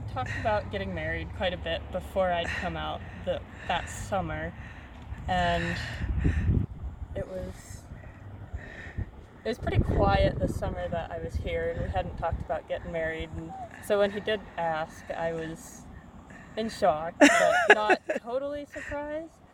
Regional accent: South Dakota, United States; moved away as an adult; now in Washington, United States; I grew up in South Dakota, and I've been doing horseback work well, my whole life, but I've been in Washington for six summers now.

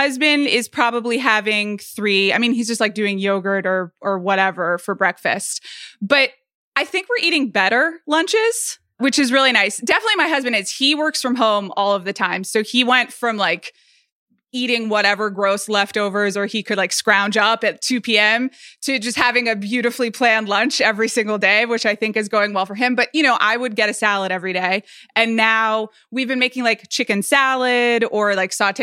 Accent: Atlanta, Georgia, United States; also born or lived in New York; now in Los Angeles, United States; I'm from Atlanta, Georgia

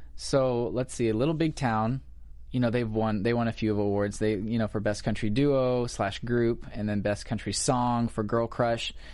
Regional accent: Missouri, United States; moved away as an adult; now in Los Angeles, United States; I'm actually from Missouri

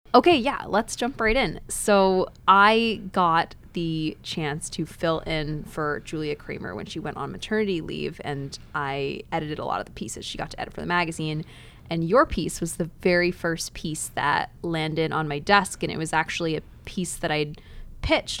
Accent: Dallas, Texas, United States; I grew up in Dallas, not too far away

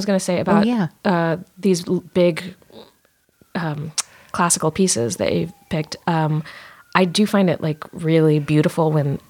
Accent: Richmond, Virginia, United States; born or raised there

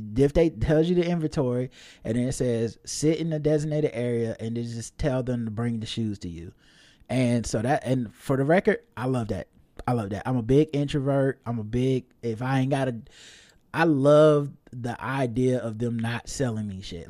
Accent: the South, United States; I'm from the South

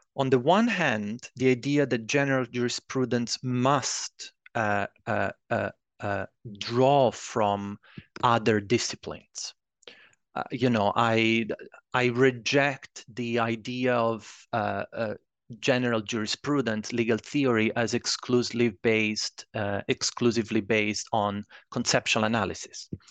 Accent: Italy; moved away as an adult; also born or lived in Edinburgh, Scotland; I'm originally from Italy

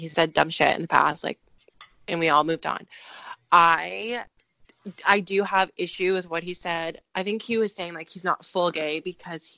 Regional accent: Philippines; I am Filipino

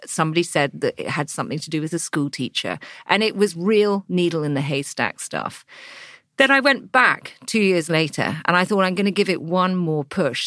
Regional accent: England, United Kingdom; you turn up as an English girl

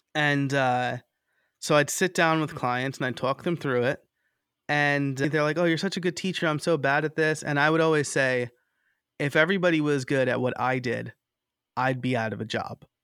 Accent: New York, United States; moved away as an adult; also born or lived in Scranton, Pennsylvania / Lehigh Valley, Pennsylvania; now in Philadelphia, United States; I'm originally from New York.

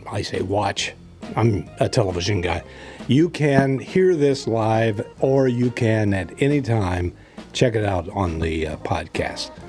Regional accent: Indiana, United States; moved away; I'm from Indiana, and in Indiana, a, a young uh, boy at that time

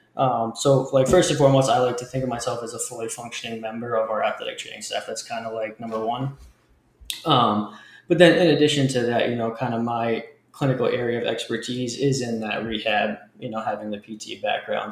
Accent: Leominster, Massachusetts, United States; I grew up just outside of Boston um, in a smaller city, Leominster, Massachusetts

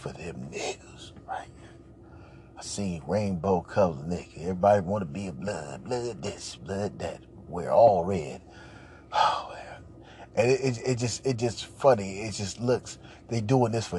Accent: Los Angeles, California, United States; I'm from Los Angeles, California, born and raised, you know, I ain't an out-of-towner

